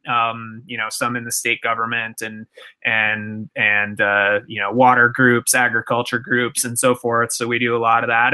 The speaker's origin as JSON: {"language": "English", "town": "Minneapolis", "region": "Minnesota", "country": "United States", "tie": "born or raised there", "said": "I grew up in in Minnesota in the Twin Cities area"}